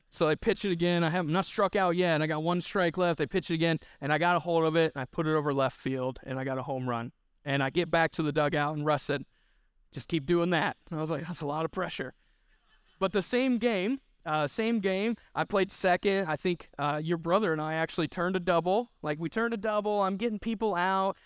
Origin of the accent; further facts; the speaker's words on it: Missouri, United States; I'm from Missouri